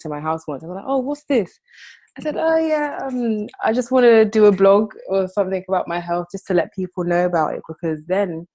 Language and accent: English; London, United Kingdom; I'm Nigerian. Well, my parents are Nigerian. I've been born, bred in the UK, in London